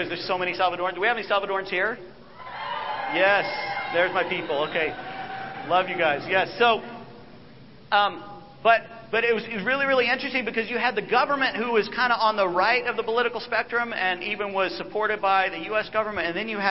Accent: United States; as American

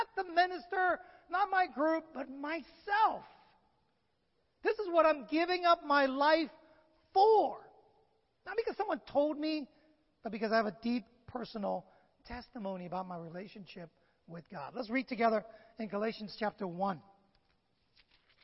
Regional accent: San Francisco, California, United States; I grew up in San Francisco

